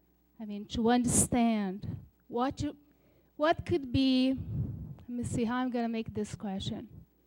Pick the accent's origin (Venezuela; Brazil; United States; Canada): Brazil; moved away; I'm from Brazil.